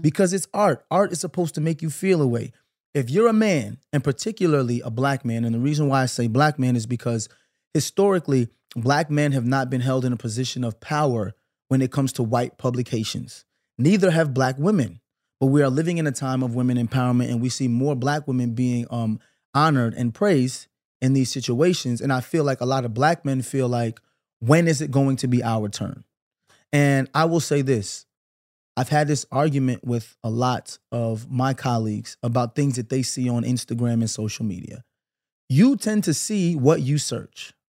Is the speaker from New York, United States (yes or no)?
yes; New York City, New York, United States; I'm from Brooklyn. I grew up in the nineties